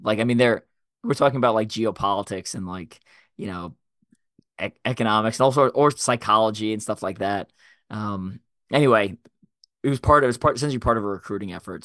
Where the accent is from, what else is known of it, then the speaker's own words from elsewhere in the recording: Long Island, New York, United States; I grew up in Long Island, New York